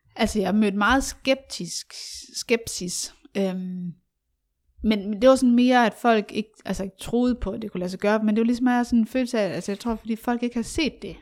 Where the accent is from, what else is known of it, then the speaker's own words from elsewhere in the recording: Aarhus, Central Denmark Region, Denmark; jeg voksede op i Aarhus